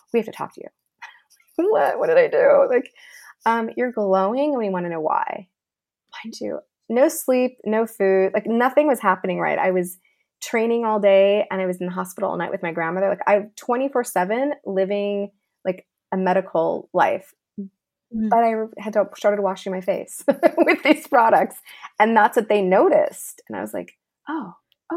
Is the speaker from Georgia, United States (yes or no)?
no; Los Angeles, California, United States; I grew up here in Los Angeles.